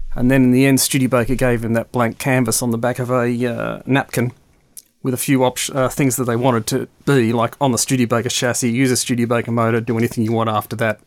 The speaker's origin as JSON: {"language": "English", "town": "Melbourne", "region": "Victoria", "country": "Australia", "tie": "born or raised there", "moved": "yes", "lives_now": "United Kingdom", "said": "Growing up in Melbourne, which was the back end of the world in the early sixties and the late sixties"}